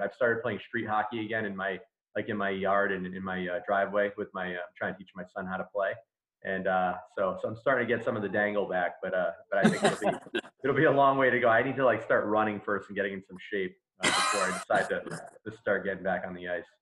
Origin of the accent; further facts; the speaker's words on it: Smithfield, Rhode Island, United States; I'm a lifelong Rhode Islander. I, I grew up in Smithfield. Um, we moved there when I was like four, so I consider that my my hometown.